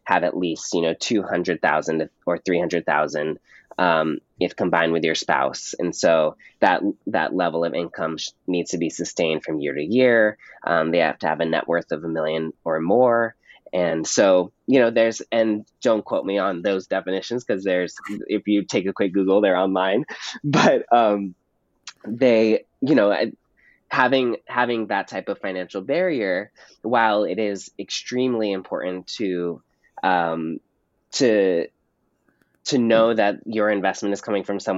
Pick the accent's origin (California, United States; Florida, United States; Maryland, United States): California, United States; Pasadena; in my hometown of Pasadena, California